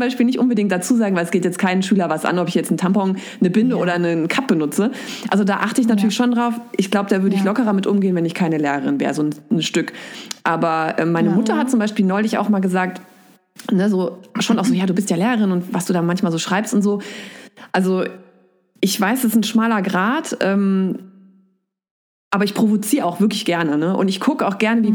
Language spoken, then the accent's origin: German; Giessen, Hesse, Germany; also born or lived in Erlangen, Bavaria; now in Wiesbaden, Germany; dann sind wir übergesiedelt sozusagen nach Hessen. Da war ich sieben und äh, in Mittelhessen bin ich aufgewachsen, so rund um Gießen